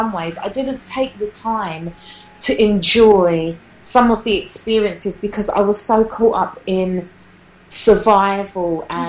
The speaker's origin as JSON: {"language": "English", "region": "London", "country": "United Kingdom", "tie": "born or raised there", "said": "It starts in South London in Peckham. I love my Peckham. I'm loyal to Peckham. But I grew up in Peckham"}